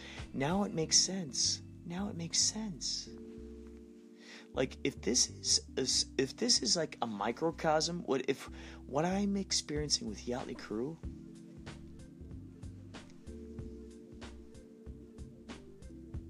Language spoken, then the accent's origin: English; Carol Stream, Illinois, United States; moved away; my buddy John, who I grew up with in Carroll Stream, Illinois, Chicagoland area, long ago